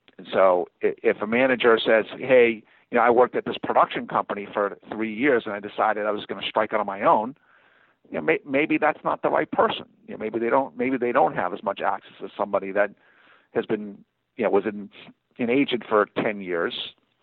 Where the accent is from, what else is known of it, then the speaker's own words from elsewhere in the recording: Northeast, United States; You know, I'm from the Northeast. I'm going to connect with certain people, you know, and sometimes because I'm from the Northeast, I won't connect with certain people.